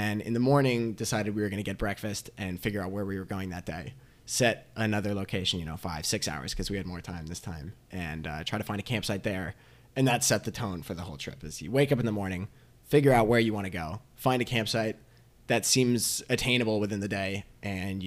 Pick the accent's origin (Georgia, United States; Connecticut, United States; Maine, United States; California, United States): Connecticut, United States; I'm from Connecticut. I grew up there.